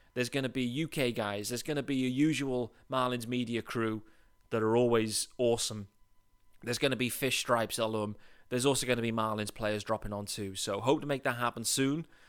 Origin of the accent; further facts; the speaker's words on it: United Kingdom; also born or lived in Leeds; I'm British. I live in Leeds, in England